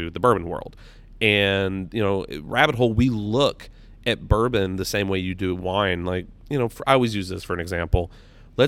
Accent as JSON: {"language": "English", "town": "Louisville", "region": "Kentucky", "country": "United States", "moved": "as an adult", "lives_now": "southern Indiana, United States", "said": "I am from Louisville."}